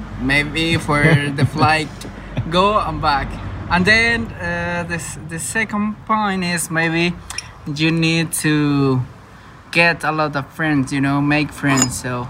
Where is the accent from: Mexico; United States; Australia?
Mexico; I'm from Mexico.